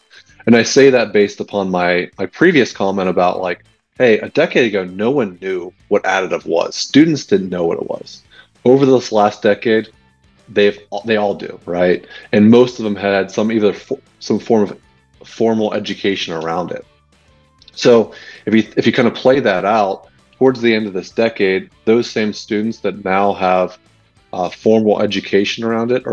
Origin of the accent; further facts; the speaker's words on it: New Castle, Pennsylvania, United States; I grew up in Newcastle, Pennsylvania, a small town between Pittsburgh and Erie